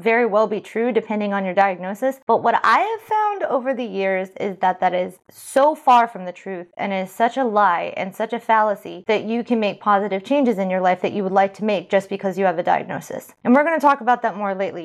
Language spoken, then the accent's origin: English; California, United States; moved away; I'm from California